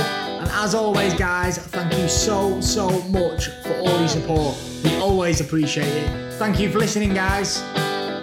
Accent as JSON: {"language": "English", "region": "England", "country": "United Kingdom", "said": "I am English, I can read English"}